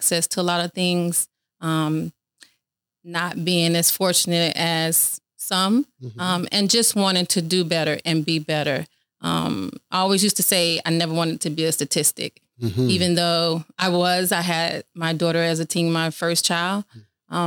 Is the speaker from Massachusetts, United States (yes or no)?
no; Riviera Beach, Florida, United States; Grew up in West Palm, Riviera Beach